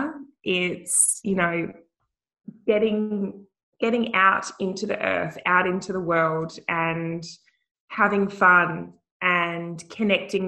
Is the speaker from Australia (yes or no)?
yes; Wickham, Western Australia, Australia; I grew up in a tiny little country town in the Pilbara called Wickham